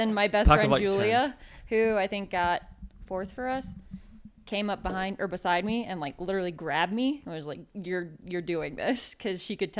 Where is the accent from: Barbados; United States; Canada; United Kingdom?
United States; Michigan; I'm from Michigan.